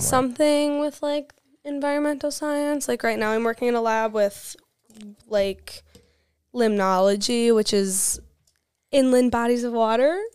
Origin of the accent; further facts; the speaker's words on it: West Salem, Wisconsin, United States; I'm from West Salem. It's right next to La Crosse.